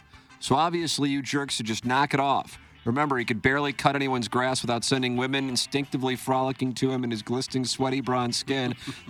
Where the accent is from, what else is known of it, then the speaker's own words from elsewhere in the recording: St. Louis, Missouri, United States; But growing up in St. Louis, I appreciated the charm of a dying Rust Belt city that lost its football team and has no idea how to repurpose their antiquated dome stadium.